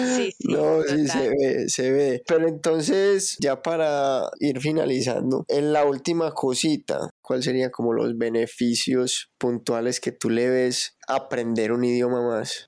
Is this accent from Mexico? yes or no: no; Colombia; nosotros estamos aquí en Colombia, al lado Venezuela, al otro lado Ecuador, Perú